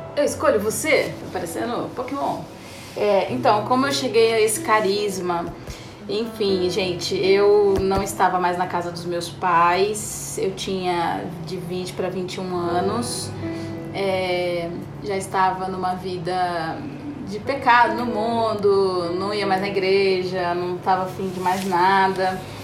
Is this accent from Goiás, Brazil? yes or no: no; Sorocaba, São Paulo, Brazil; eu sou de Sorocaba